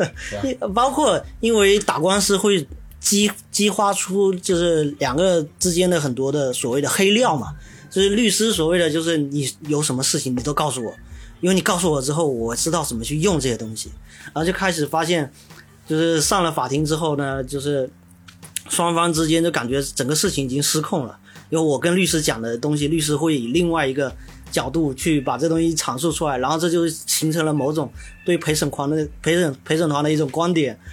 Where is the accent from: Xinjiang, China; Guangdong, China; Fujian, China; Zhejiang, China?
Fujian, China; Xiamen; 我们厦门人口体量也就那么几百万